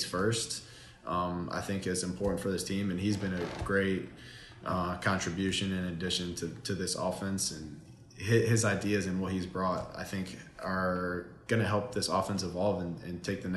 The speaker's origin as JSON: {"language": "English", "region": "Ohio", "country": "United States", "tie": "born or raised there", "also_born_or_lived": "North Carolina", "moved": "as an adult", "said": "growing up in Ohio, it's the Buckeye State"}